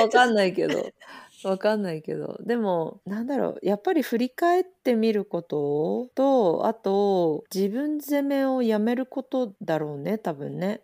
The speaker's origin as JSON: {"language": "Japanese", "country": "Japan", "tie": "born or raised there", "moved": "as an adult", "lives_now": "Australia", "said": "私は日本で育ってる"}